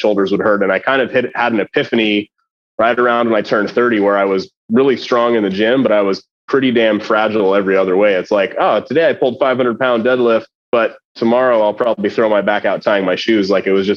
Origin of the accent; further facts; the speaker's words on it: Denver, Colorado, United States; moved away as an adult; also born or lived in Fort Collins, Colorado; now in Saratoga Springs, United States; I grew up in Denver